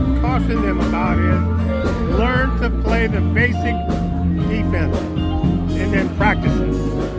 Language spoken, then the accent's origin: English; Southern California, United States; growing up in Southern California, I went to UCLA, I went to high school here in the area, I grew up in the area